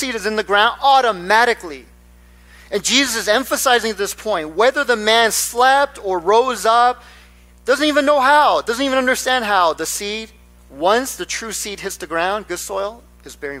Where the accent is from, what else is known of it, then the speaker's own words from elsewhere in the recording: Nebraska, United States; moved away; I grew up in Nebraska.